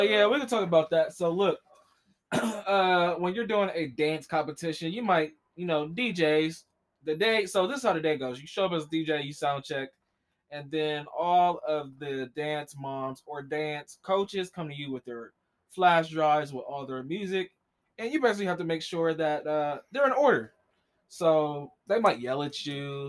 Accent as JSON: {"language": "English", "town": "Columbus", "region": "Ohio", "country": "United States", "said": "we're from Columbus"}